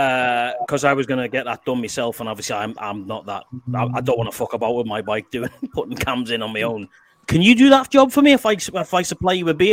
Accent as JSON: {"language": "English", "town": "Liverpool", "region": "North West England", "country": "United Kingdom", "tie": "born or raised there", "accent": "Scouse", "moved": "as an adult", "lives_now": "Canada", "said": "Being a Scouser, I grew up around there, man."}